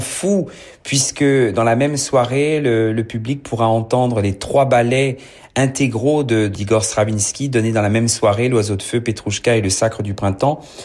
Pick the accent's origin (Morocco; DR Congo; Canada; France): France; Paris, Île-de-France; un, titi parisien, je suis né à Paris